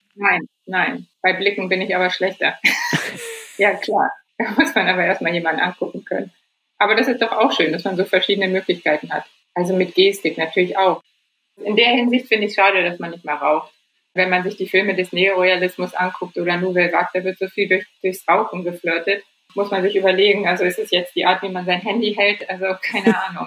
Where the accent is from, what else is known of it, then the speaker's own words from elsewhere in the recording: Germany; als Deutsche